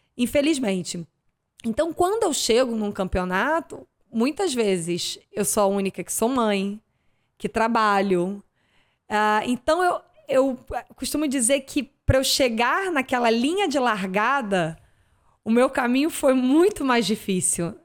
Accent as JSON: {"language": "Portuguese", "town": "Niterói", "region": "Rio de Janeiro", "country": "Brazil", "also_born_or_lived": "Arraial do Cabo", "said": "eu sou de Niterói"}